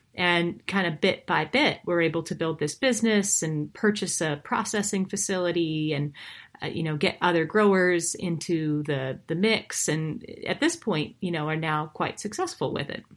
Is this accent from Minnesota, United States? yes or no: no; Montana, United States; I am originally from the same part of the U S as these farmers. I'm from Montana.